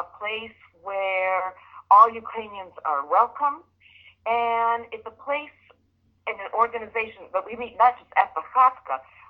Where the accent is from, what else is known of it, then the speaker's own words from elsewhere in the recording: San Diego, California, United States; also born or lived in Canada / Connecticut; Well, I grew up in San Diego. We moved when I was 5 years old. So I've been here many, many years. I went away to Canada for graduate studies and then to Connecticut.